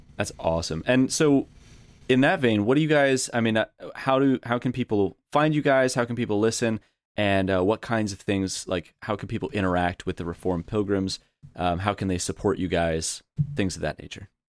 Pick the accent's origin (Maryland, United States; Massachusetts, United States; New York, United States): New York, United States; I'm from New York